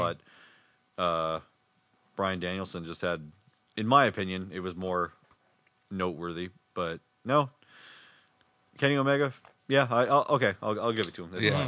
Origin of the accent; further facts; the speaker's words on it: Winnipeg, Manitoba, Canada; And we're from Winnipeg